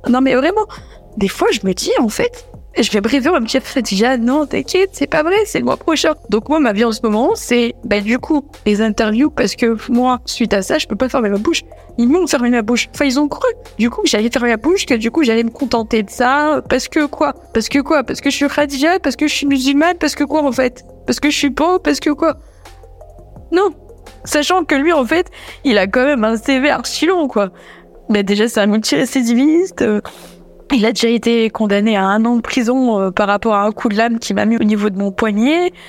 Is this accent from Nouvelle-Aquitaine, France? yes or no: yes; Limoges, Nouvelle-Aquitaine, France; moved away; ma ville natale, Limoges